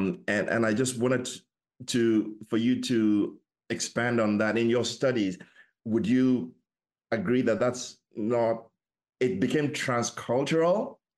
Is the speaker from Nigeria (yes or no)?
yes; Nigeria; So I'm originally from Africa, West Africa, Nigeria, to be specific